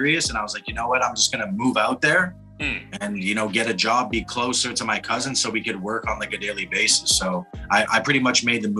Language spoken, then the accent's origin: English; Toronto, Ontario, Canada; moved away as an adult; now in Montreal, Canada; born and raised in Toronto, reside in Montreal